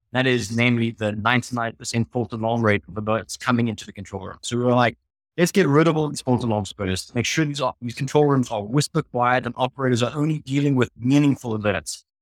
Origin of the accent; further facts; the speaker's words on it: South Africa; I'm the South African half of the co-founding team